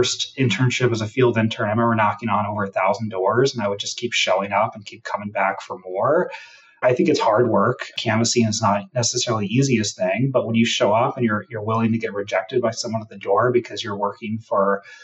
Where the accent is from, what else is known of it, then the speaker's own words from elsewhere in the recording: Washington, United States; also born or lived in Hawaii; I grew up in Washington State. I was born in Hawaii, hence the Hawaiian name. I grew up in Washington State